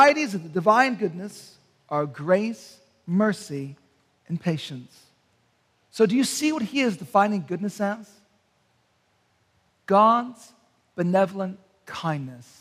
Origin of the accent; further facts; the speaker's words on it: Canton, Ohio, United States; moved away; I'm from Canton, Ohio